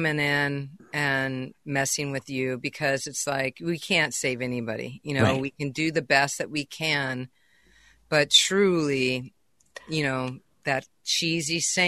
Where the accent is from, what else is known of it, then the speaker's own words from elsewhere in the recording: California, United States; also born or lived in Boston; I'm a California girl. I was brought up in California